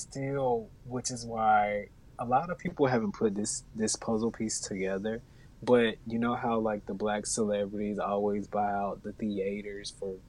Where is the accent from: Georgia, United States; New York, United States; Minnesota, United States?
Georgia, United States; an hour south of Atlanta; moved away as an adult; now in Atlanta, United States; if I go to my hometown, which is like an hour south